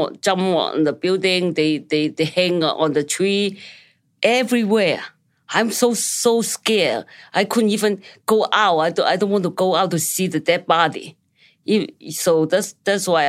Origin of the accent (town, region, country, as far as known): China; born or raised there; moved away